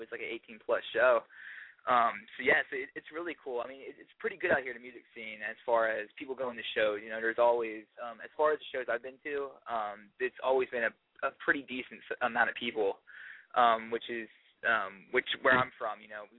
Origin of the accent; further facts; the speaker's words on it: Florida, United States; now in Los Angeles, United States; I come from Florida, and, like, I come from, like, kind of a small town up there